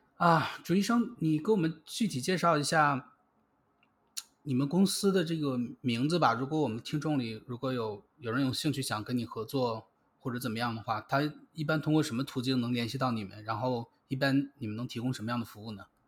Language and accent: Chinese; China; 我们中国人